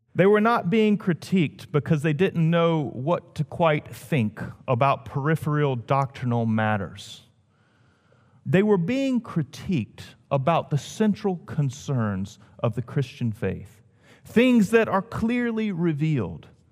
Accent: the South, United States; moved away as an adult; also born or lived in Washington, D.C.; being a Southerner

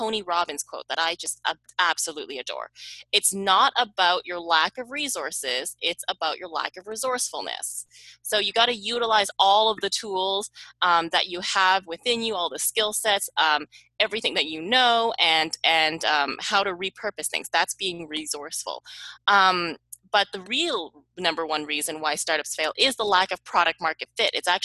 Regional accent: Canada; moved away as an adult; also born or lived in Silicon Valley; I am from Canada, and I moved to Silicon Valley

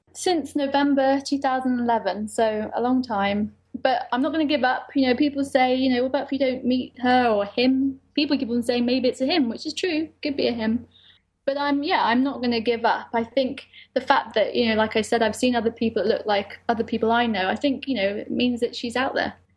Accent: United Kingdom; I'm British Lebanese

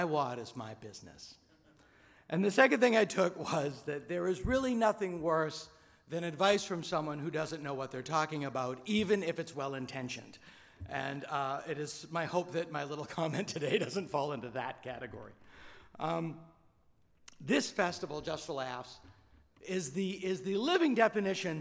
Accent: Hopedale, Massachusetts, United States; my hometown of Hopedale, Mass

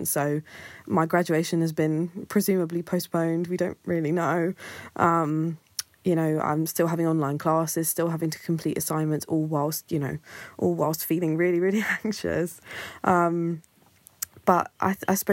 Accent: Kent, South East England, United Kingdom; I'm 21 and I'm from Kent.

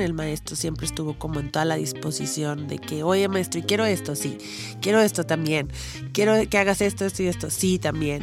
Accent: Poza Rica, Veracruz, Mexico; moved away; Yo soy de Poza Rica

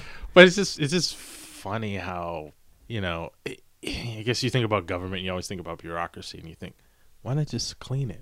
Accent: Maryland, United States; I'm from Maryland

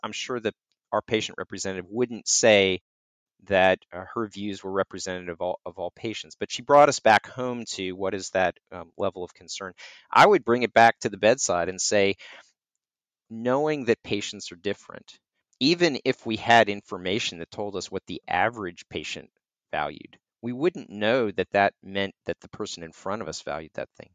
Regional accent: North Carolina, United States; I grew up in North Carolina

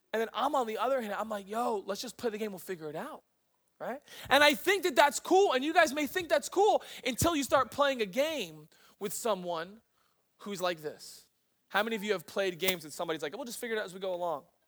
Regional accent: East Coast, United States; moved away as an adult; I'm from the East Coast

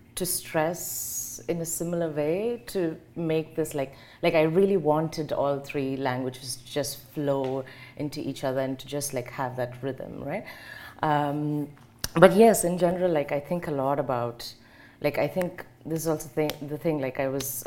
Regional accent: South India, India; moved away as an adult; now in Germany; it has a map of the southern part of India, and she has marked my hometown

